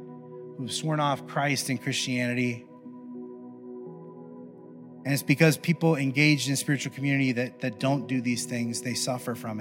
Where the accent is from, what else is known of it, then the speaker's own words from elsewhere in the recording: Midwest, United States; I grew up in the Midwest